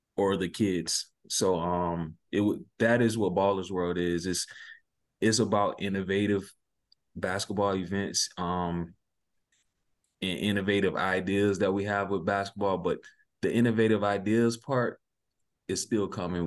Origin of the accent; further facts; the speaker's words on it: Sumter, South Carolina, United States; also born or lived in near Pittsburgh, Pennsylvania; I'm from Sumter, South Carolina